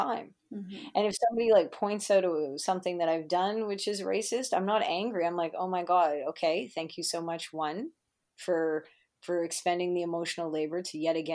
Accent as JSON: {"language": "English", "region": "Manitoba", "country": "Canada", "said": "I'm from Manitoba, the province that everybody tells me they don't even care to visit"}